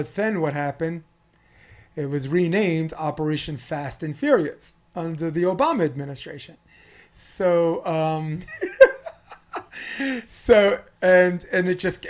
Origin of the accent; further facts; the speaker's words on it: New York City, New York, United States; Me growing up in New York City, in Brooklyn, New York, I'm not an urban guy.